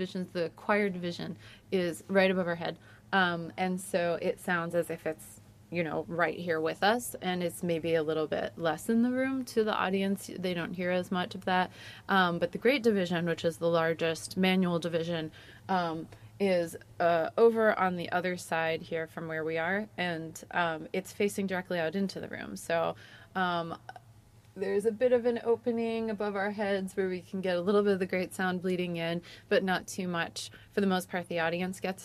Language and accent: English; New England, United States; also born or lived in New York; now in Ohio, United States; I am originally from New England over in the U.S. I spent a lot of time in New York, and now currently I live in Ohio